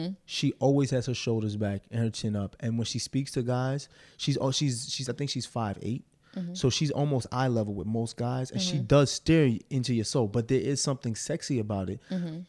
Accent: Arkansas, United States; And I'm from Arkansas.

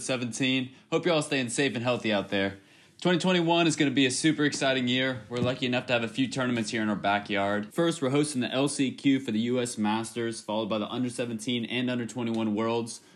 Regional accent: Florida, United States; my home state of Florida

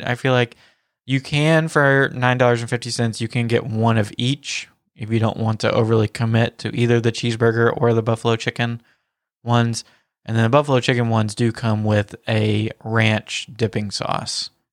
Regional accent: the South, United States; accent: Southern; my Southern accent

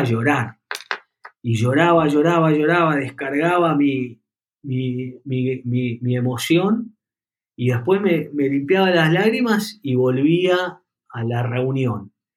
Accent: Buenos Aires, Argentina; yo nací en Buenos Aires, en una familia acomodada, con buen colegio y demás

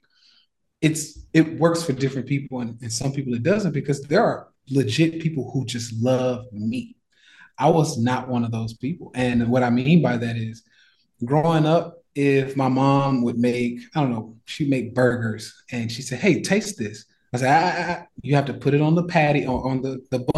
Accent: Nashville, Tennessee, United States; moved away as an adult; now in Puerto Rico; my hometown, Nashville, Tennessee

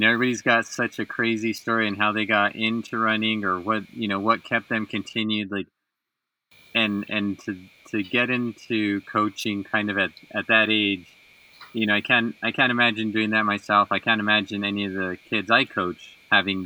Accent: Las Vegas, New Mexico, United States; moved away; I grew up in Las Vegas, where New Mexico Highlands is

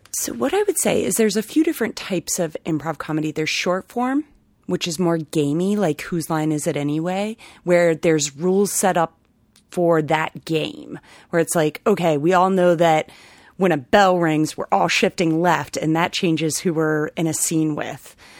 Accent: Ohio, United States; moved away as an adult; also born or lived in Chicago; now in Rhode Island, United States; I am originally from Ohio

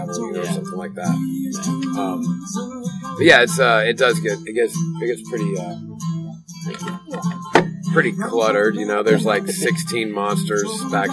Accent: Wilmington, North Carolina, United States; right smack dab in the middle of our hometown

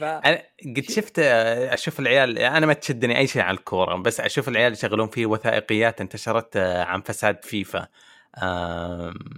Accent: Saudi Arabia

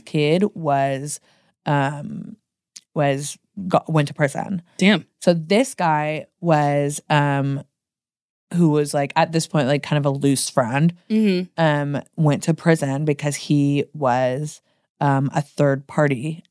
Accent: Portland, United States; moved away as an adult; now in Los Angeles, United States; I'm from Portland.

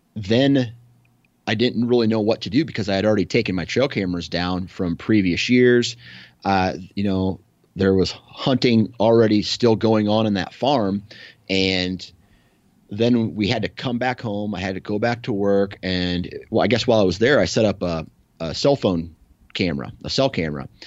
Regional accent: Iowa, United States; I come from Iowa, right? So, I just see cornfields

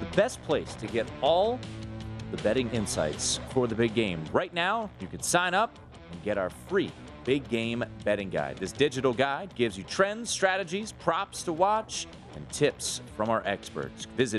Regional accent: Rockville, Maryland, United States; my hometown of Rockville, Maryland.

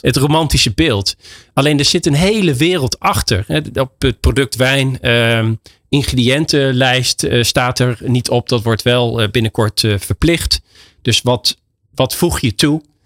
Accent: Netherlands; moved away as an adult; now in Spain; wij als Nederlander om bekend staan, is de, de Nederlandse mentaliteit

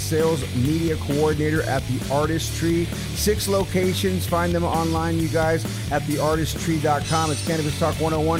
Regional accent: San Jose, California, United States; I was from San Jose.

